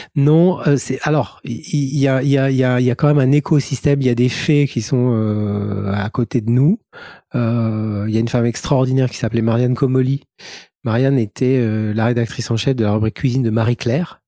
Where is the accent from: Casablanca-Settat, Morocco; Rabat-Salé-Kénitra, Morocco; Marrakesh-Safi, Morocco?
Casablanca-Settat, Morocco; Casablanca; je suis né au Maroc, à Casablanca. J'ai fait toute ma scolarité à l'école primaire dans une école catholique